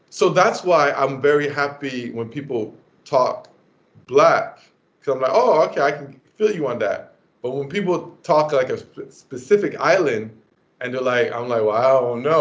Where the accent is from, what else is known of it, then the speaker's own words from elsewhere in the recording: Montreal, Quebec, Canada; I grew up in Lachine, and Lachine was very Quebecois